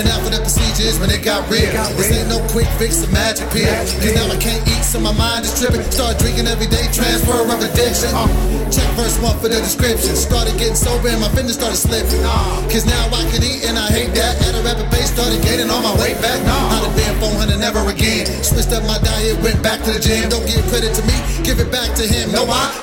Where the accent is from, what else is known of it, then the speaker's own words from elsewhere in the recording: Sacramento, California, United States; I'm from Sacramento, that is not the bait. Put some respect on my city